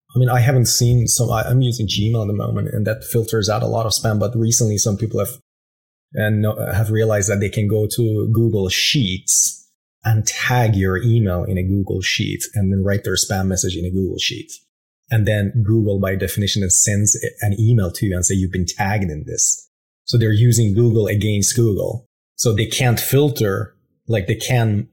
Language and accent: English; Iran; moved away as an adult; raised in Iran. Yeah, exactly. Until I was about 21